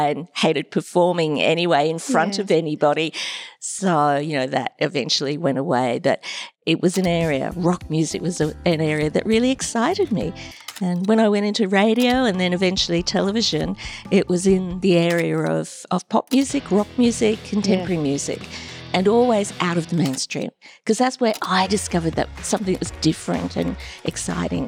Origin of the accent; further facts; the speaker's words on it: Brisbane, Queensland, Australia; moved away as an adult; also born or lived in Cairns, Queensland / Sydney; I grew up pretty much in Brisbane